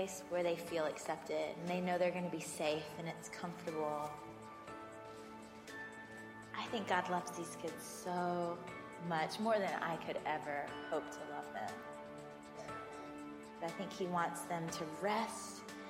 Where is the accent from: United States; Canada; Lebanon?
United States; Georgia; born or raised there